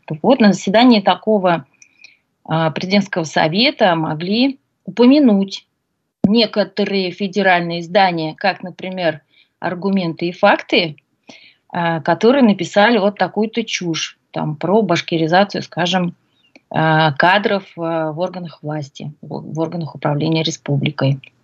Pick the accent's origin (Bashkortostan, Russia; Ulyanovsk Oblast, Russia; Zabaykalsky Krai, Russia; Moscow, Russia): Bashkortostan, Russia; Ufa; родилась в Уфе